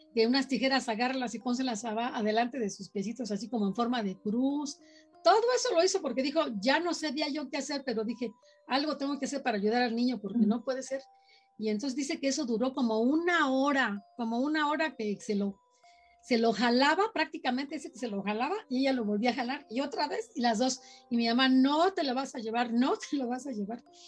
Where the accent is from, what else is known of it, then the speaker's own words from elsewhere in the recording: Tula de Allende, Hidalgo, Mexico; la ciudad donde yo, donde yo viví, donde yo nací